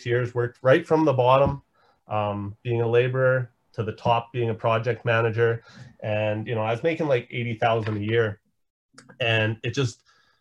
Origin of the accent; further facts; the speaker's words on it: Saskatoon, Saskatchewan, Canada; I'm from Saskatoon, Saskatchewan